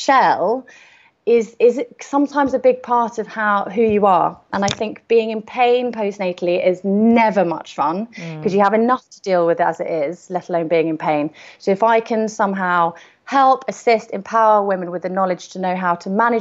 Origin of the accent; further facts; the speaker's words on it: London, United Kingdom; moved away as an adult; now in Isle of Wight, United Kingdom; I was born and bred in London